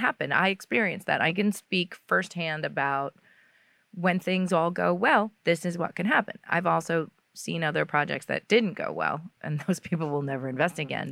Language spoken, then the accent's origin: English; New York, United States; I grew up in New York